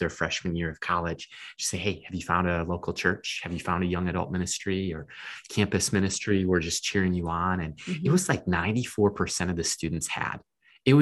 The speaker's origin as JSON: {"language": "English", "region": "Minnesota", "country": "United States", "said": "we're both from Minnesota"}